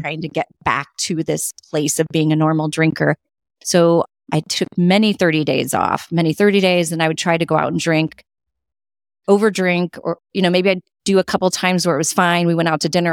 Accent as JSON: {"language": "English", "region": "California", "country": "United States", "tie": "born or raised there", "moved": "yes", "lives_now": "Connecticut, United States", "said": "I grew up in California, and then we moved to Connecticut"}